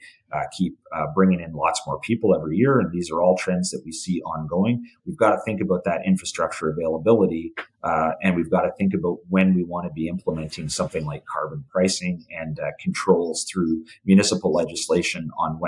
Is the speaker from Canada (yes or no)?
yes; Canada; as a Canadian